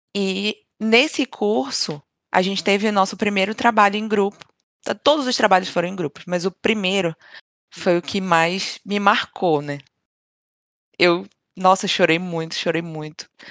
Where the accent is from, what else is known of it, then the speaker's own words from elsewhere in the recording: Brazil; now in Sweden; somos brasileiras, todas